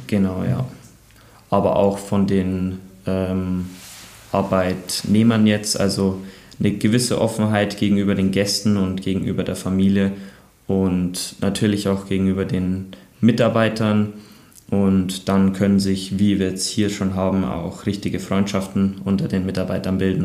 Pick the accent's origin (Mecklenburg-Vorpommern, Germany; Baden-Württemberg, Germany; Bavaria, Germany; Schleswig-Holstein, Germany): Bavaria, Germany; Bayerwaldhof; born or raised there